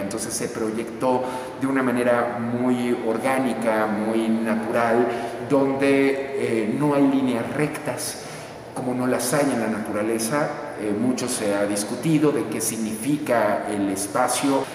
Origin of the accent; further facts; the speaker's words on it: Mexico; podemos entendernos como mexicanos